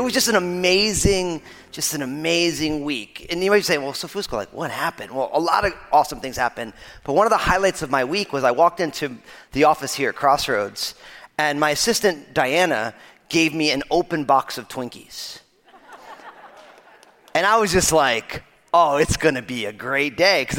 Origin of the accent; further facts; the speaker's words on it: New Jersey, United States; I'm from New Jersey